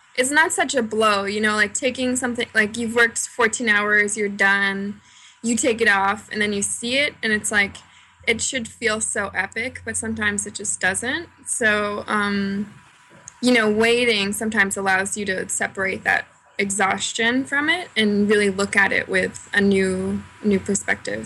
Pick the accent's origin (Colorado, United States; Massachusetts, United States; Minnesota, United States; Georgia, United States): Massachusetts, United States; Cape Cod; moved away as an adult; also born or lived in Boston; now in Philadelphia, United States; I grew up in Massachusetts um, on Cape Cod, and I went to college in Boston